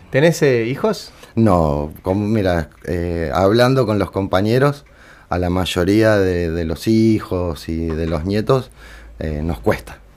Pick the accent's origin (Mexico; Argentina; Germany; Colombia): Argentina; Buenos Aires; moved away as an adult; now in Córdoba, Argentina; Mira, yo me fui de Capital Federal en el 99 a Córdoba Capital, eh, porque yo en ese momento tenía 20, 21 años